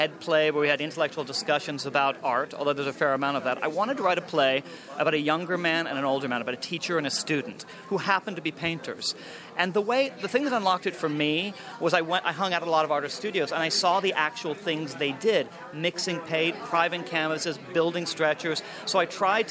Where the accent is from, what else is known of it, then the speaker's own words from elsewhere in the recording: New Jersey, United States; I grew up in New Jersey